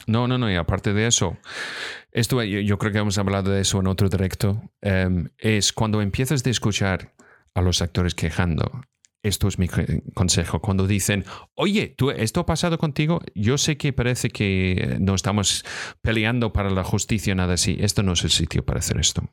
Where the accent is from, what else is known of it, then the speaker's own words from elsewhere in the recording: Scotland, United Kingdom; Spanish is a second language; moved away; also born or lived in Los Angeles; soy de Escocia